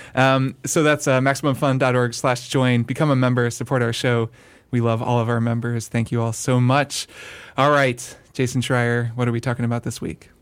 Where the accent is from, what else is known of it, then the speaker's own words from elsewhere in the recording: United States; as an American